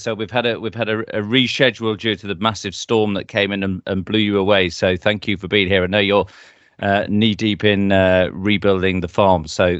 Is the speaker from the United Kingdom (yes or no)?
yes; Wensleydale, Yorkshire and the Humber, United Kingdom; moved away; I'm from Wensleydale originally